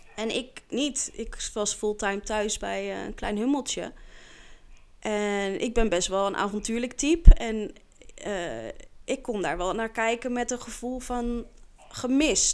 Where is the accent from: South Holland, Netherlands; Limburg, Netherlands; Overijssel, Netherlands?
South Holland, Netherlands; The Hague; also born or lived in Scheveningen; ik kom uit Den Haag. Oorspronkelijk ben ik geboren